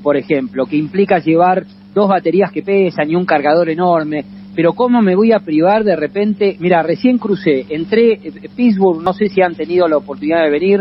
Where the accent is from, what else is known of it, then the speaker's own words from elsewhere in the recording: Argentina; de Argentina